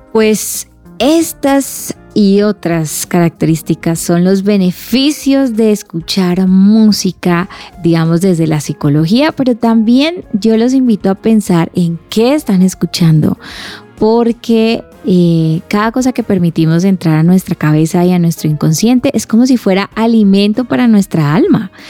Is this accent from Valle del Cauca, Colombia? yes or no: yes; Cali, Valle del Cauca, Colombia; Soy de Cali